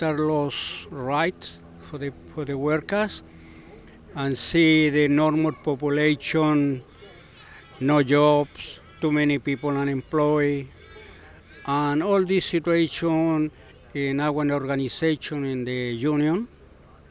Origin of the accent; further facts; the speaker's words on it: Rancagua, O'Higgins, Chile; English is a second language; moved away as an adult; now in Australia; I come from Chile, in a city called Rancagua. It's around 100 kilometers south Santiago in Chile